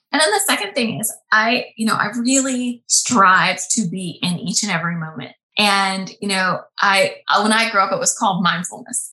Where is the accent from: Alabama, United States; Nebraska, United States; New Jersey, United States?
Alabama, United States; moved away as an adult; also born or lived in Boston; I grew up in Alabama mm. in a little town, went to a public school